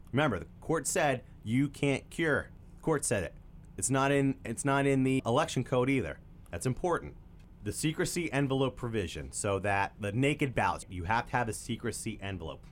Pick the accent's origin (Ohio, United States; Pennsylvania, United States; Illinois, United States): Pennsylvania, United States; York; York, we're from York